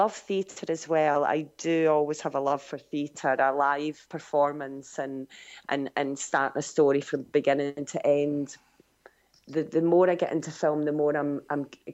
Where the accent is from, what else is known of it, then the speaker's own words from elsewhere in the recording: Scotland, United Kingdom; growing up in Scotland